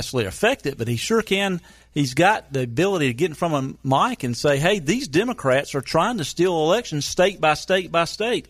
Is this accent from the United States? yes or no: yes; North Carolina, United States; my home state of North Carolina?